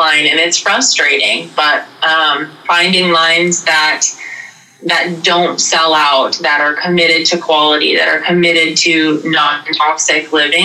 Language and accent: English; North Dakota, United States; now in South Dakota, United States; I live in a very remote area of South Dakota, and when we lived in North Dakota growing up